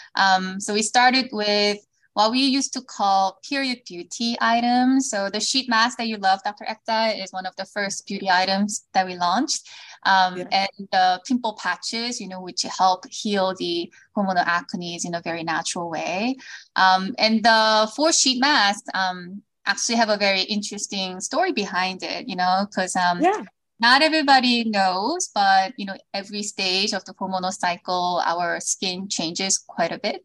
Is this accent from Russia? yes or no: no; South Korea; moved away as an adult; also born or lived in Los Angeles; now in United States; I was born in Korea. I moved to the States when I was in middle school because of my father's job. Then moved back to Korea, went to college there